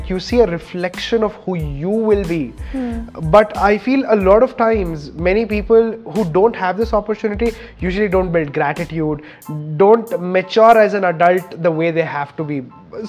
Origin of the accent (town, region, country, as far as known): India